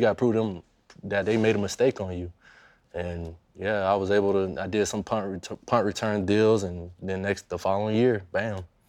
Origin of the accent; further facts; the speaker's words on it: Daytona Beach, Florida, United States; I was growing up in Daytona, you know, that's two hours away from Jacksonville